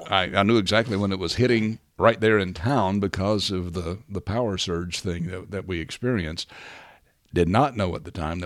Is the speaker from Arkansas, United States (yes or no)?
yes; Berryville, Arkansas, United States; The tornado devastated my hometown of Berryville, down in Arkansas, just across the line here, not far away.